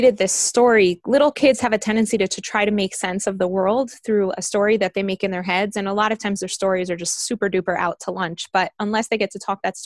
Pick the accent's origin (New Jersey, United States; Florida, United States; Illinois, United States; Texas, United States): Florida, United States; Miami; born or raised there; accent: American; English is a second language; moved away as an adult; also born or lived in Bogota, Colombia; now in Jerusalem, Israel